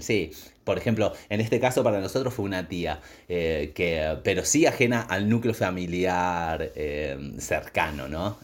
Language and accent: Spanish; Argentina; siendo argentinos